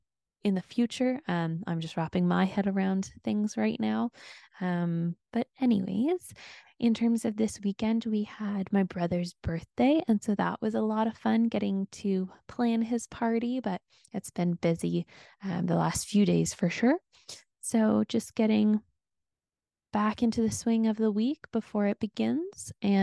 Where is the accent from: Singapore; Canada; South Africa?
Canada; As you can tell, I'm from Canada, so I'm sorry for the A's that get thrown in there.